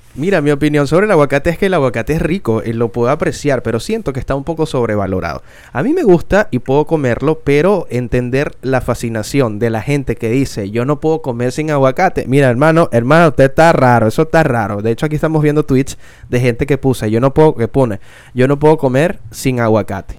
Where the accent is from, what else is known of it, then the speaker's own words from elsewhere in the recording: Venezuela; soy venezolano